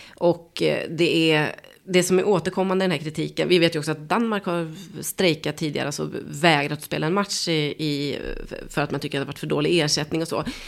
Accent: Sweden; som svensk

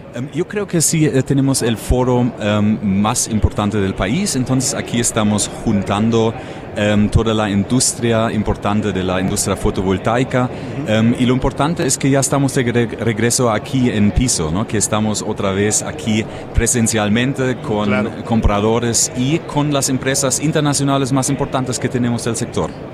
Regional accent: near Frankfurt, Hesse, Germany; Spanish is a second language; now in Mexico; cerca de Frankfurt, nacido

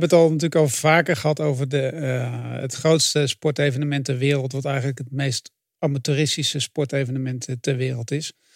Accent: Netherlands; Ik ben geen Fransman, ik ben geen, Bel, geen Belg, maar wel een Nederlander.

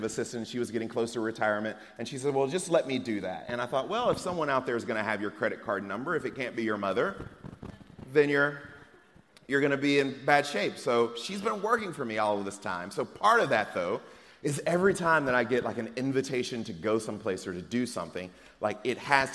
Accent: Atlanta, Georgia, United States; also born or lived in Moss Point, Mississippi; now in Texas, United States; when I was a kid growing up in Atlanta, Georgia

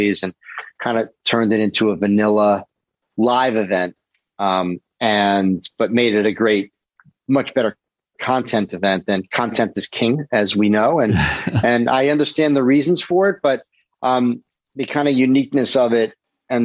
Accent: New York City, New York, United States; I'm a New Yorker.

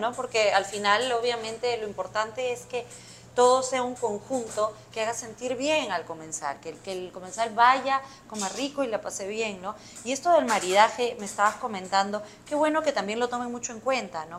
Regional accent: Peru; ahora los cocineros peruanos pues tenemos también una gran responsabilidad

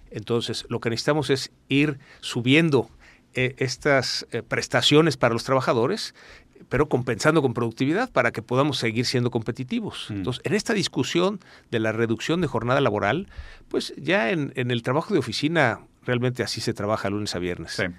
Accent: Brazil; moved away; Sí, yo soy brasileño.

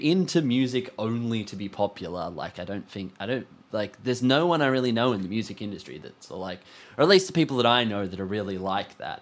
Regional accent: Australia; being an Australian band

